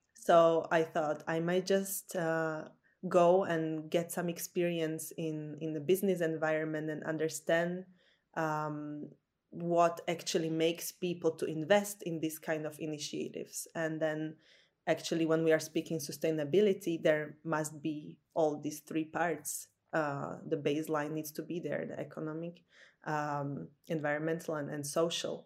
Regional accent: Slovakia; moved away as an adult; now in Copenhagen, Denmark; originally I'm from Slovakia

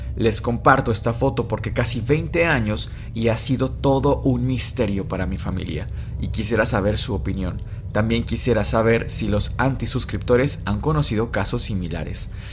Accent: Mexico; somos mexicanos

